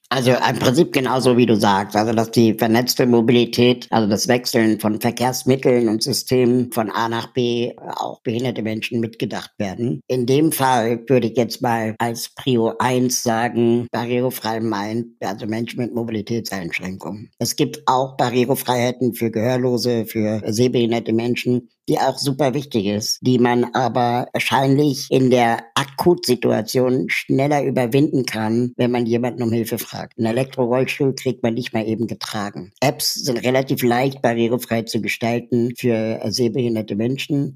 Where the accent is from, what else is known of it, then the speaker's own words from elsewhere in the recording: Berlin, Germany; ich bin in Berlin aufgewachsen